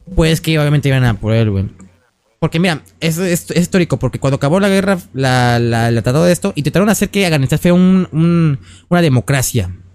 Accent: Mexico; somos mexicanos

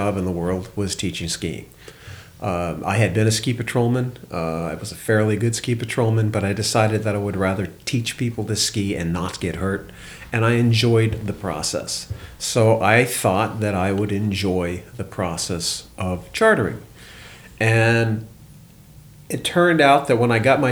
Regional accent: Bethlehem, New Hampshire, United States; moved away; also born or lived in Plum Island, Massachusetts; I grew up in Bethlehem, New Hampshire

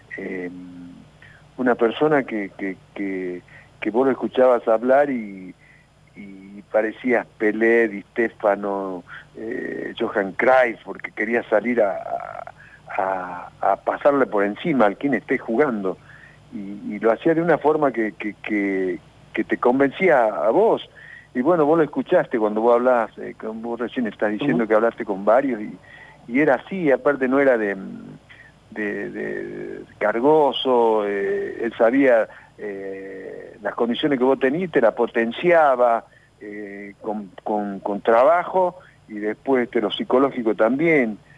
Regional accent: Argentina; also born or lived in Córdoba, Argentina; yo preferí quedarme acá porque estaba en mi país

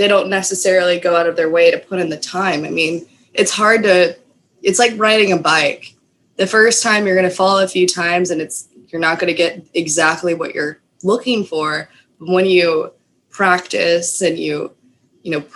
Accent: Austin, Texas, United States; I grew up in Austin

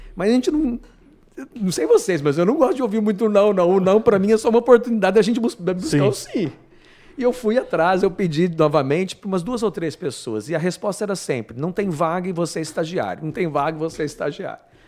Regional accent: Goiânia, Goiás, Brazil; moved away as an adult; also born or lived in Maringá, Paraná; now in Rondonópolis, Brazil; Vim de Goiânia, diretamente de Goiânia, mas nasci em Maringá. Então costumo brincar que eu sou paranaense de nascença, goiano de coração e mato-grossense de convicção

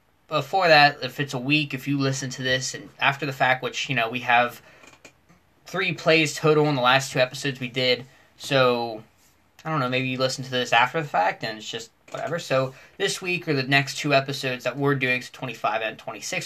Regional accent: Pennsylvania, United States; first language English; In my hometown, we do have an elementary school, which is K

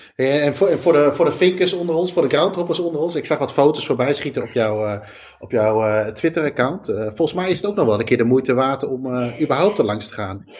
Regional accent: Netherlands; wij als Nederlander

